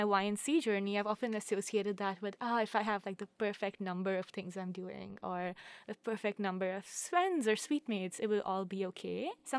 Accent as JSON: {"language": "English", "region": "Saga", "country": "Japan", "said": "I am a sophomore from Saga, and I use she, her pronouns"}